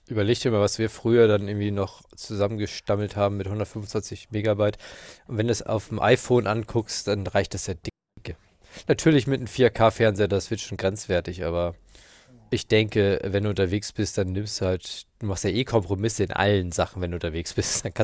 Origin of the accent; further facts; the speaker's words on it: St. Peter-Ording area, Schleswig-Holstein, Germany; weil das so San Peter-Ording ist. Da komme ich ja oben aus der Gegend.